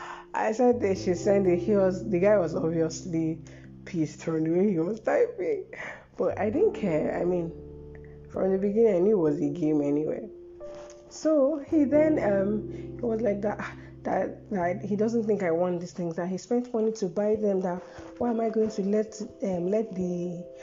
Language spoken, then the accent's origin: English; Nigeria; I'm a Nigerian